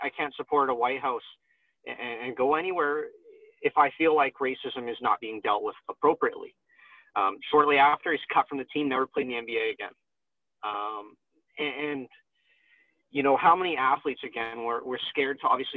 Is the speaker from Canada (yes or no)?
yes; Canada; I'm Canadian